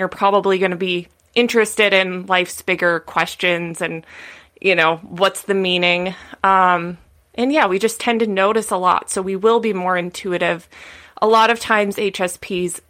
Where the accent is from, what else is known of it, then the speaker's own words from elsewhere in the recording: Midwest, United States; now in California, United States; I grew up in the Midwest, like very normal, like, you know, standard upbringing